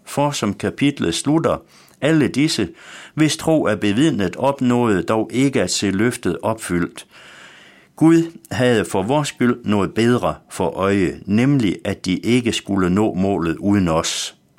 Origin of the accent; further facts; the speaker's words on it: West Jutland, Central Denmark Region, Denmark; Da jeg var dreng hjemme i Vestjylland